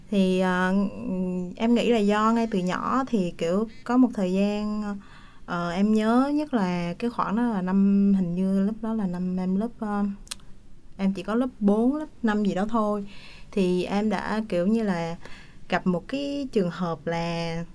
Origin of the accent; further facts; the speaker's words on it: Da Nang, Vietnam; Dạ quê em thì ở Đà Nẵng